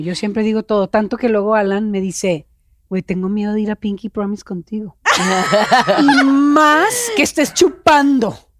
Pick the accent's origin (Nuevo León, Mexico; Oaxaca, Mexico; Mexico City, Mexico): Nuevo León, Mexico; Monterrey; accent: norteño; yo soy regia